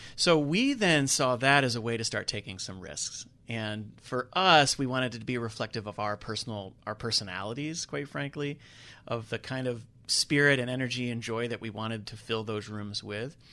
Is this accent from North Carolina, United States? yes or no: yes; Charlotte, North Carolina, United States; also born or lived in New York City; I'm not a Charlotte native, but I grew up in Charlotte, so Charlotte has been home for many years